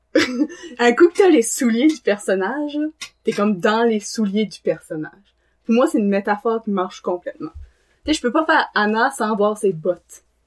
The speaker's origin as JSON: {"language": "French", "town": "Dunlop", "region": "New Brunswick", "country": "Canada", "also_born_or_lived": "Tracadie / Beresford / Moncton", "said": "j'arrive de Dunlop. Euh, j'ai vécu à Dunlop, Tirocher, Beresford, puis à Moncton aussi"}